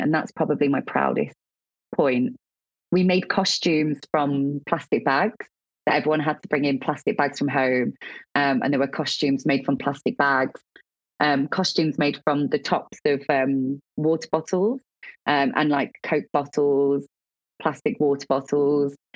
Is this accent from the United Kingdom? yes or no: yes; Midlands, United Kingdom; moved away; I was from a council estate in the Midlands that I'd never been out of the Midlands.